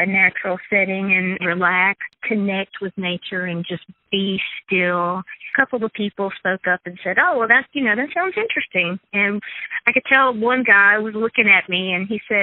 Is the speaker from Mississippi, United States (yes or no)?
yes; southern Mississippi, United States; I grew up in southern Mississippi with plenty of access to forested land.